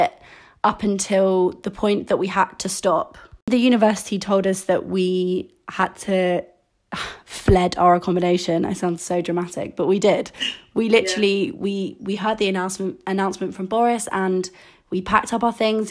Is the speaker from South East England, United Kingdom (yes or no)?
yes; Farnham, South East England, United Kingdom; also born or lived in Kingston, London; I was born in London, in Kingston, and I moved to Farnham when I was 5 years old